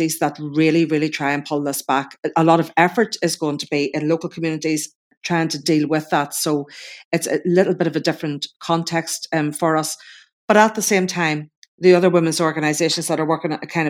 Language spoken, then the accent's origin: English; Northern Ireland, United Kingdom; I'm coming from the Northern Ireland context